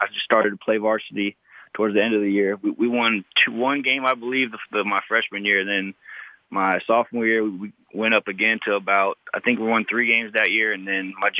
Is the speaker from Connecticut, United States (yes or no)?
no; West Palm Beach, Florida, United States; growing up in West Palm Beach, Florida